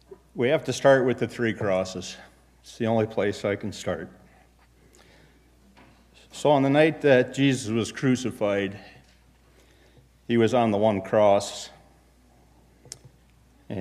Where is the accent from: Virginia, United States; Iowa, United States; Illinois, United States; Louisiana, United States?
Illinois, United States; Chicago; born or raised there; moved away; also born or lived in Minneapolis